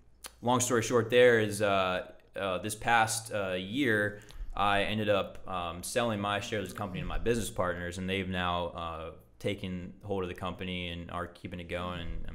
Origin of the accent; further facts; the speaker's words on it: Hawaii, United States; So it's like a suit and tie and I came from Hawaii. I've been on the beach my whole life.